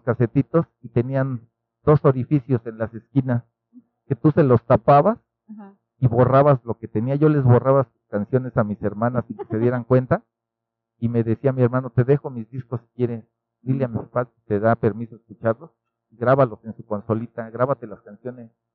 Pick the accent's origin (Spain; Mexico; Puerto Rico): Mexico; Nezahualcóyotl, State of Mexico; yo nací en Ciudad Neza